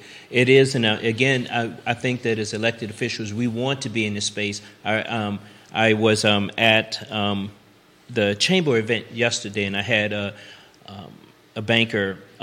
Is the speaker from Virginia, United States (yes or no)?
yes; Richmond, Virginia, United States; moved away as an adult; now in Charlottesville, United States; when I was growing up in Richmond.